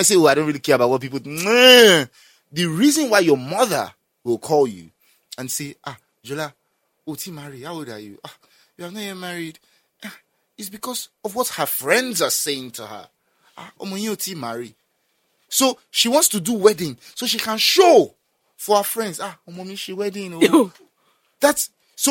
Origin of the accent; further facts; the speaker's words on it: Nigeria; we're Nigerian, yeah. We are Nigerian. We are Nigerian